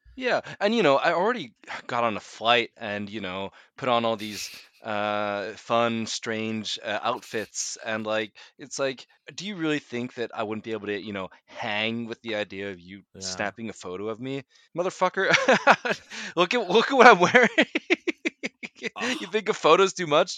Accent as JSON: {"language": "English", "country": "United States", "tie": "born or raised there", "also_born_or_lived": "Norway", "moved": "yes", "lives_now": "Oslo, Norway", "said": "my kind of uh, upbringing there."}